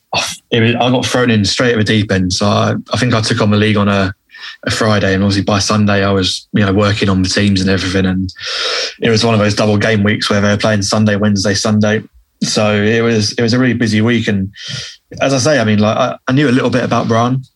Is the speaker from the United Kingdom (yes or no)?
yes; England, United Kingdom; being an English guy